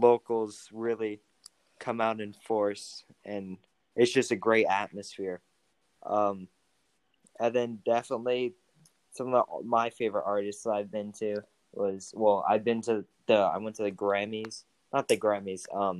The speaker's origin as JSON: {"language": "English", "town": "Las Vegas", "region": "Nevada", "country": "United States", "tie": "born or raised there", "said": "being able to live in a place with somewhere like the strip"}